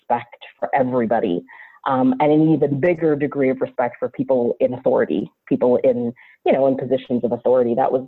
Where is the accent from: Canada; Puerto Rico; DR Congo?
Canada; Ottawa, Ontario; first language English; I grew up in Ottawa, Ontario, Canada, which is the capital city of my fantastic country.